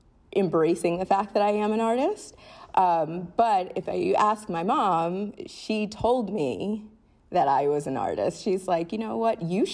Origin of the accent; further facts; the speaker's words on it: Rhode Island, United States; So memories of growing up in Rhode Island were probably smaller things than like big experiences